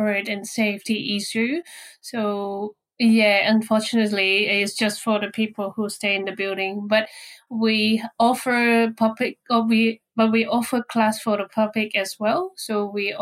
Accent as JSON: {"language": "English", "country": "Hong Kong", "tie": "born or raised there", "moved": "as an adult", "lives_now": "Brisbane, Australia", "said": "my hometown in Hong Kong"}